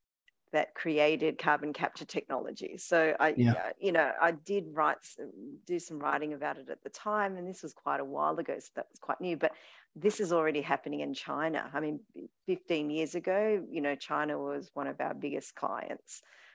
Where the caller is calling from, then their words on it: Australia; I'm speaking from Australia, we seem to sort of lag behind the innovation model because we're so rich in resources.